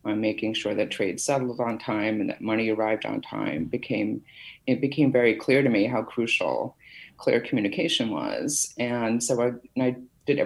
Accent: Fall River, Massachusetts, United States; also born or lived in East Boston, Massachusetts / Boston, Massachusetts; I was born in East Boston, and I grew up in the south coast of Massachusetts down in Bristol County in a town called Fall River, Massachusetts

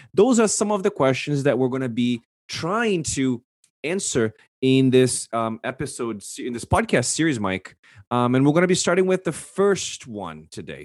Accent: Brazil; English is a second language; growing up in Brazil, I was exposed to English pretty much eighty percent of the time

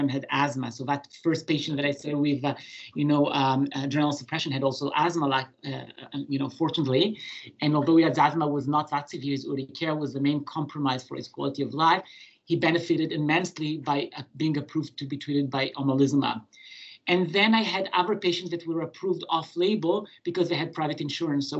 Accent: Israel; moved away as an adult; now in Montreal, Canada; I was born in Israel, and I did my pediatric and general medicine training in Israel

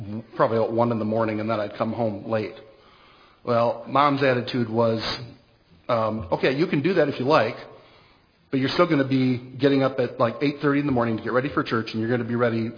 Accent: Pigeon, Michigan, United States; I was born in Pigeon, Michigan

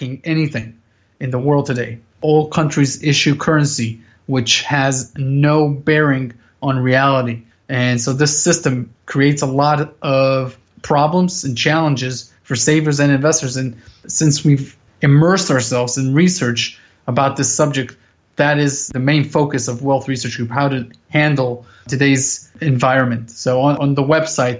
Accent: Israel; also born or lived in United States; I was born here in Israel, so my entire family is here

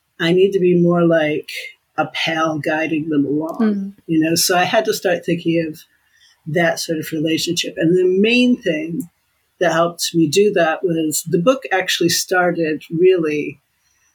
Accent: United States; moved away as an adult; now in United Kingdom; my place as an American in the world

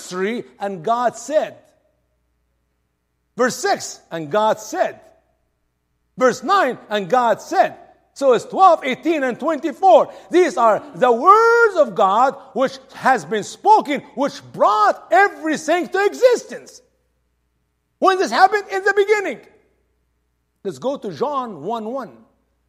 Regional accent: Egypt; now in United States; I'm from Egypt.

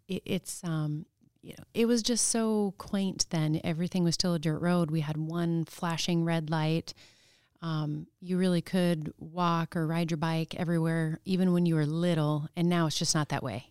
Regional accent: Palmer, Alaska, United States; also born or lived in Anchorage, Alaska; I, um, count myself as born and raised in Palmer, even though I was born in Anchorage. And then, um, we moved out to the valley when I was two

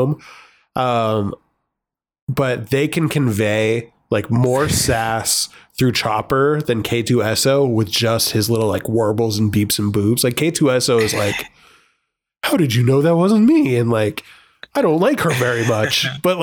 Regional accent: United States; I'm American.

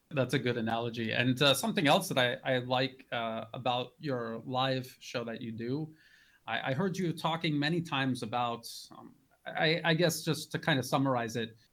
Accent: United States; now in Thailand; I'm an American

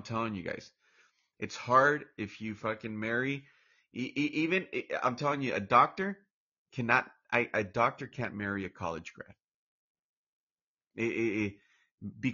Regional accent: Orange, California, United States; also born or lived in Mexico / Lake Chapala, Jalisco, Mexico; I'm from Orange, California, Orange County, California, and I got a little bit of an accent. And I was raised here all my entire life, pretty much. I mean, my first few years I was in Mexico, but that was like first 5, 6 years

